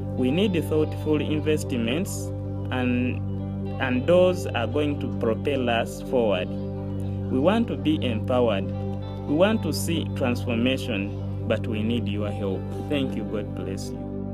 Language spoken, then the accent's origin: English; Uganda; I am from Uganda.